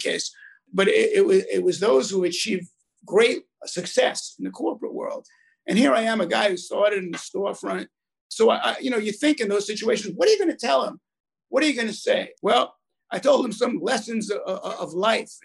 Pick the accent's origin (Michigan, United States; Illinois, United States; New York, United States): New York, United States; New York City; also born or lived in Brooklyn, New York / Monsey, Rockland County, New York; They then moved up from the tenement to the housing projects, Ravenswood in Long Island City, Queens.